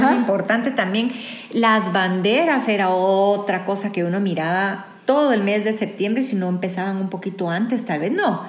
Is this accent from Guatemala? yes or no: yes; Guatemala